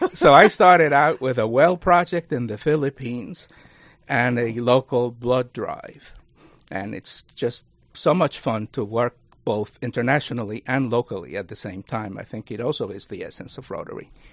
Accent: Cuba; also born or lived in Spring Valley, New York; now in Rockland County, New York, United States; I was born in Cuba

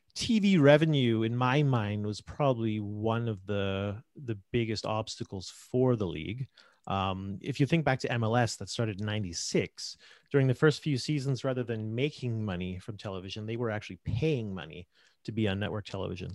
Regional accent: Vancouver, British Columbia, Canada; also born or lived in South Korea; I'm from Vancouver originally.

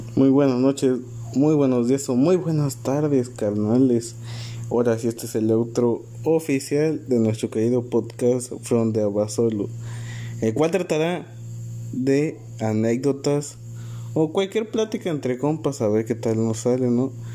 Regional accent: Alpuyeca? municipality, Guerrero, Mexico; soy del municipio de Alpudica Guerrero

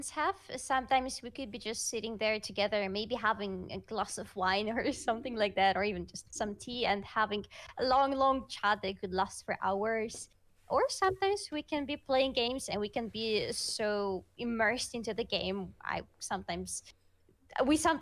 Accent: Russia; first language Russian; English is a second language; Russian is my first language, I struggle with it sometimes

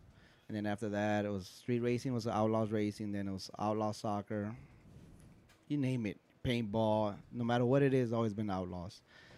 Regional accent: Los Angeles, California, United States; I'm originally from South Central, but I live in East Los.

